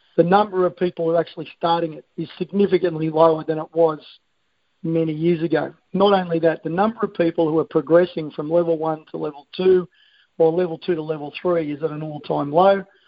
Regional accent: Australia; I am an Australian

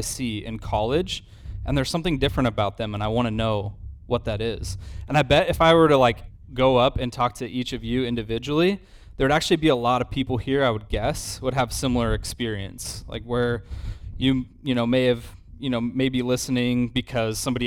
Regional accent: Idaho, United States; moved away; I grew up in Idaho

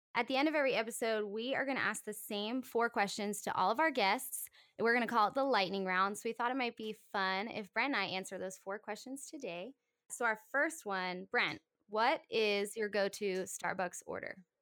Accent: Howard County, Maryland, United States; also born or lived in Philadelphia area; I am born and raised in Maryland. I grew up in Howard County

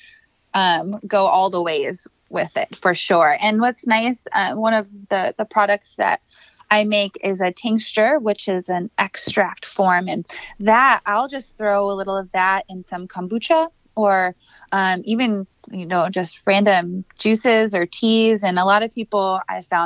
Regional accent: Minnesota, United States; I'm from Minnesota

